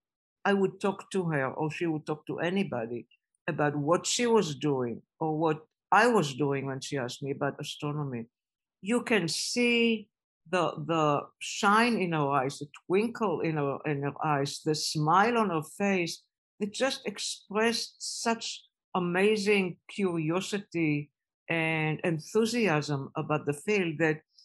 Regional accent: Israel; moved away as an adult; I was growing up in Israel

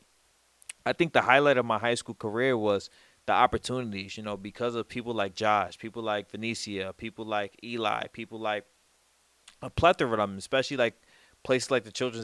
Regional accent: New York City, New York, United States; I'm originally from the Bronx, New York

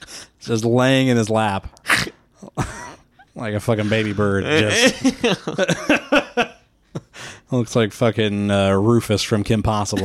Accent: Midwest, United States; accent: Midwestern; I can hardly do a fucking Midwestern accent, and it's my accent.

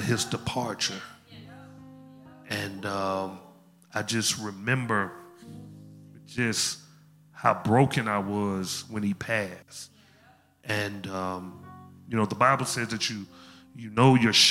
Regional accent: Memphis, Tennessee, United States; I'm from Memphis. I speak slow

